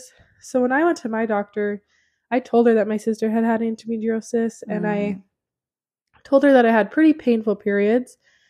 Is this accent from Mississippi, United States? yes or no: no; Idaho Falls, Idaho, United States; moved away; That's my hometown.